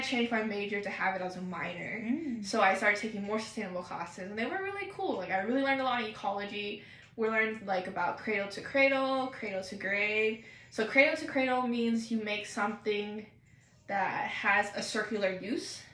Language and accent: English; Pacific Northwest, Oregon, United States; also born or lived in Seattle; I'm from the Pacific Northwest. Been grown and raised here my whole life. I've only moved once to Seattle, and then, you know, I had to come back to Oregon